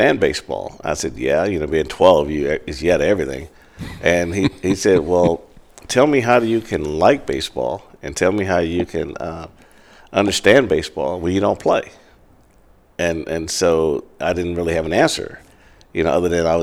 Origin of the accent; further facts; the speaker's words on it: Kansas City, Missouri, United States; also born or lived in Greenville, Mississippi; moved to Kansas City in second grade. And I grew up at 29th and Olive in Midtown Kansas City